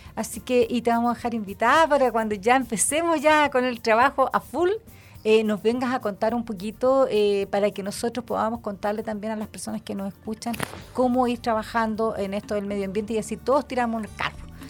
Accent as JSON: {"language": "Spanish", "country": "Chile", "said": "nosotros como chilenos"}